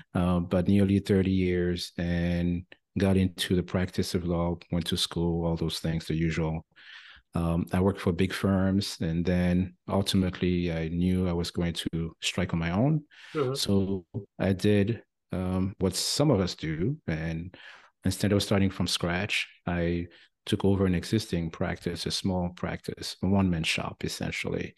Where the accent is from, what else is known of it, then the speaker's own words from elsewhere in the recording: France; accent: French twang; English is a second language; moved away as an adult; now in United States; I'm originally from France, as you may still catch a little bit of the French twang here. Been in the US for nearly 30 years.